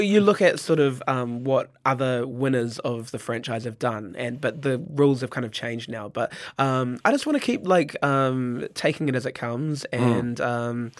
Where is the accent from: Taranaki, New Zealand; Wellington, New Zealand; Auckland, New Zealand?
Auckland, New Zealand; Howick; I grew up in Howick. I went to Howick College